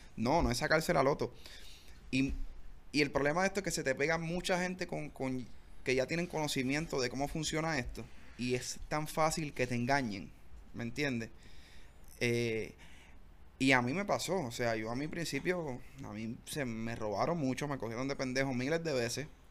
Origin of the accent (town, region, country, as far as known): Bayamón, Puerto Rico; born or raised there; also born or lived in Comerío, Puerto Rico